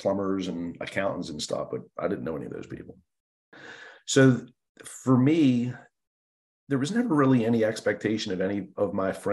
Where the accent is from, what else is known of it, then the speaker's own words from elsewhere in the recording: Baltimore, Maryland, United States; I grew up in Baltimore City